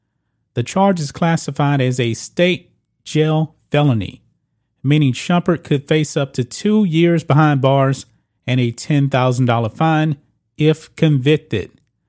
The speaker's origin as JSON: {"language": "English", "region": "Texas", "country": "United States", "tie": "born or raised there", "said": "So this man, in my home state of Texas, decided to bring in weed to an airport"}